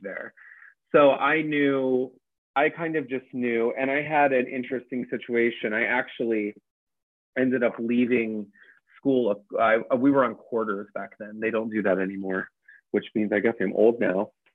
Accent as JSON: {"language": "English", "region": "Northeast Ohio", "country": "United States", "tie": "born or raised there", "also_born_or_lived": "Dayton, Ohio", "moved": "as an adult", "lives_now": "New York, United States", "said": "I grew up in Northeast Ohio, like Akron, Cleveland area"}